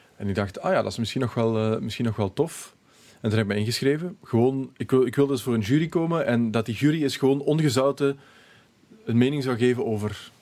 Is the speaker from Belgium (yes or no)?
yes; Limburg, Belgium; ik ben van Limburg